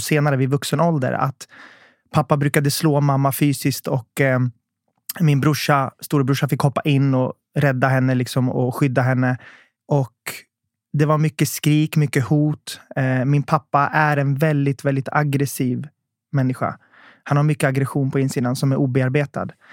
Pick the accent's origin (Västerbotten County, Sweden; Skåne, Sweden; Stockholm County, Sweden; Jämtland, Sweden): Stockholm County, Sweden; Södertälje; jag växte upp i Södertälje